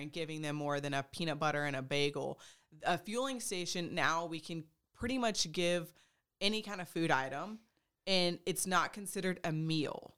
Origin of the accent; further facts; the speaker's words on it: Texas, United States; moved away as an adult; also born or lived in Oregon; now in Pennsylvania, United States; I am from Texas. I'm a Texas through and through